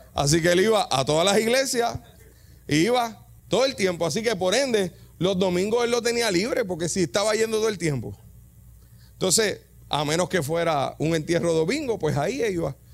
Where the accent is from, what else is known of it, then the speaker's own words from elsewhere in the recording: Yabucoa, Puerto Rico; Yo soy de Yabucoa